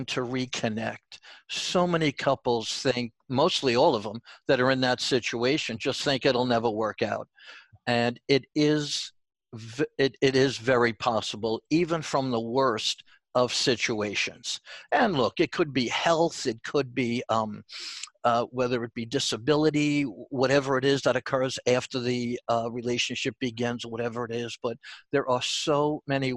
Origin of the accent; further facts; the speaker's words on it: New York, United States; accent: New York; also born or lived in Long Island; my New York accent is coming out